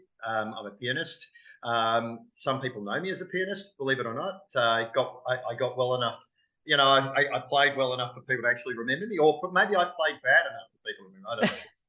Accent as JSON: {"language": "English", "town": "Melbourne", "region": "Victoria", "country": "Australia", "tie": "born or raised there", "said": "Melbourne, which is my hometown"}